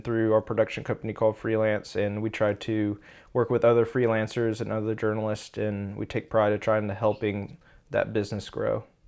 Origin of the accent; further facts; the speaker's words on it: Austin, Texas, United States; now in Tulsa, United States; I'm from Texas, originally Austin